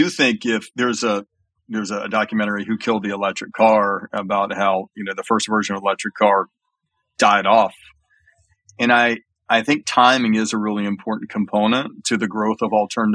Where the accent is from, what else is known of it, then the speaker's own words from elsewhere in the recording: Alabama, United States; I grew up in Alabama